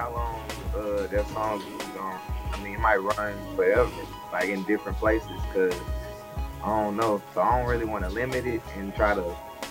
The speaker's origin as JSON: {"language": "English", "region": "Texas", "country": "United States", "said": "I'm from Texas."}